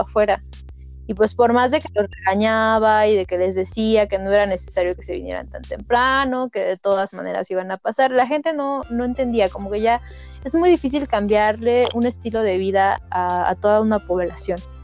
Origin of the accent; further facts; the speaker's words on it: Toluca, State of Mexico, Mexico; yo vengo de Toluca, de la Autónoma del Estado de México